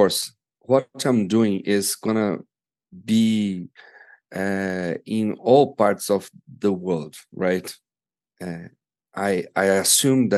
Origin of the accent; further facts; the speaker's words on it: Brazil; as we are from Brazil, and it's a poor country